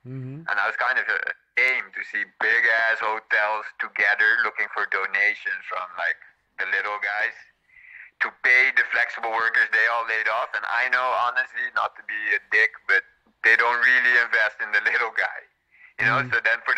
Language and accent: English; Curaçao; Curaçao, friend of Bijan.